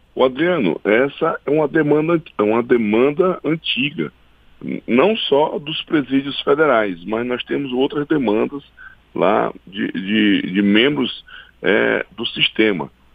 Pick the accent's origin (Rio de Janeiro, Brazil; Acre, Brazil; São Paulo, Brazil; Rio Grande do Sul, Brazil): Acre, Brazil; lá no meu estado, no estado do Acre